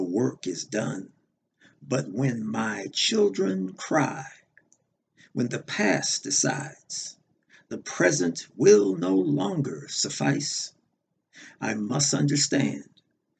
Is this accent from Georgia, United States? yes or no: no; Los Angeles, California, United States; I'm originally from Los Angeles, California